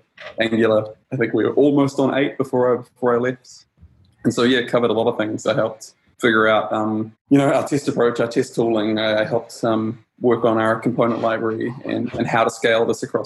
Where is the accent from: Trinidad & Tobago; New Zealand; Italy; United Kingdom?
New Zealand; moved away as an adult; now in Stockholm, Sweden; I'm from New Zealand, but I live in Stockholm now